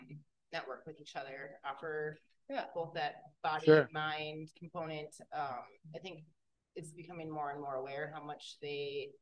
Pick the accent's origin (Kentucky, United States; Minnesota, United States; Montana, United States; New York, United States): Minnesota, United States; Eagan; But yeah, we're from Egan.